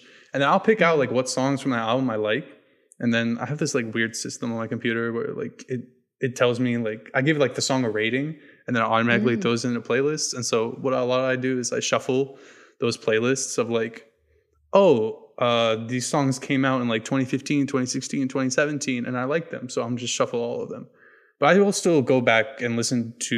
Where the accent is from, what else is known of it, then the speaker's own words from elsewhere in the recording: New Hampshire, United States; I grew up in New Hampshire